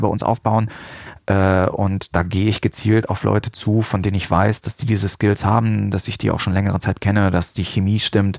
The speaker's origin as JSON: {"language": "German", "town": "Salzgitter", "region": "Lower Saxony", "country": "Germany", "also_born_or_lived": "Hanover area, Germany / Münster, Germany", "moved": "as an adult", "said": "Ich stamme aus Salzgitter"}